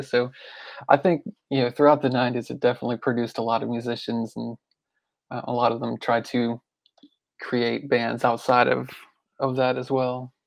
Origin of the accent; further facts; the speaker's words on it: Pennsylvania, United States; moved away as an adult; now in Memphis, United States; I grew up in Pennsylvania